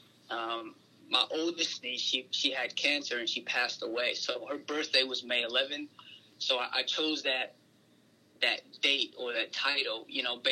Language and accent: English; Connecticut, United States; moved away as an adult; also born or lived in Los Angeles, United States; now in Melbourne, Australia; I grew up on the East Coast in Connecticut. I lived there till I was 18